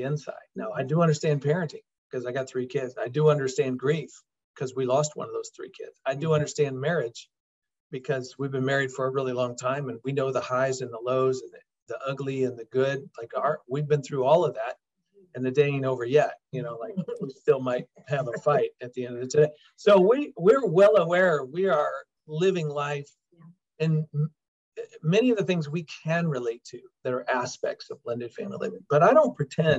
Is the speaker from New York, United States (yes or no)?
no; Des Moines, Iowa, United States; we both were born and raised in Des Moines, Iowa.